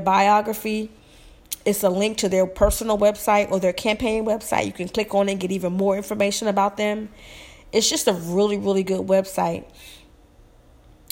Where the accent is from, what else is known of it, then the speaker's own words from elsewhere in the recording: Alabama, United States; moved away; I'm originally from Alabama